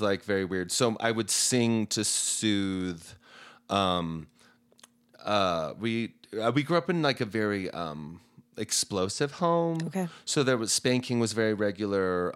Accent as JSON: {"language": "English", "town": "Heber City", "region": "Utah", "country": "United States", "tie": "born or raised there", "also_born_or_lived": "Salt Lake City, Utah", "said": "I was born in Salt Lake, but we moved to Heber"}